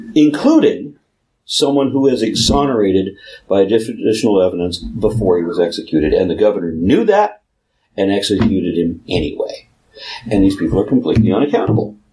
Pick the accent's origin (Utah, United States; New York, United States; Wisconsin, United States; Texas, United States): Texas, United States; being Texan, I can't pronounce anything correctly